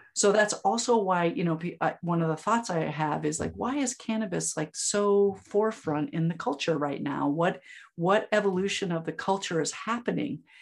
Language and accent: English; Vermont, United States; also born or lived in Upstate New York; now in Ithaca, United States; I'm a native Vermonter. And so we are very attached to being that. So, I'm from Vermont, but I live in upstate New York